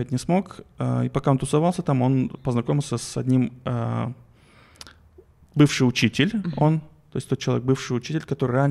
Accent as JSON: {"language": "Russian", "country": "Kazakhstan", "said": "мы из Казахстана, это, мы хотим да, к вам это, приехать."}